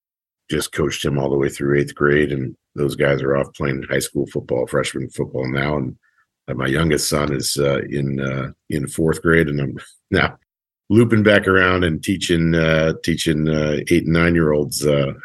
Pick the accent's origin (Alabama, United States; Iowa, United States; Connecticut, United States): Connecticut, United States; Guilford; also born or lived in upstate New York / Marlton, New Jersey / Nashville, Tennessee; I grew up in Connecticut. I was born in upstate New York, and then you know, elementary school through high school was in a town called Guilford, Connecticut.